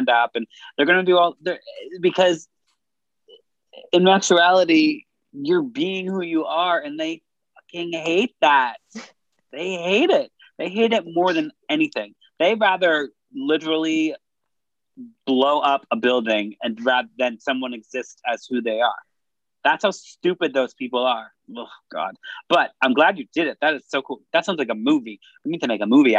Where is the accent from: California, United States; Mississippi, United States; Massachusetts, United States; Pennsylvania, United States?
Massachusetts, United States; Worcester; I grew up in Worcester, Massachusetts, and they fly a rainbow flag 365.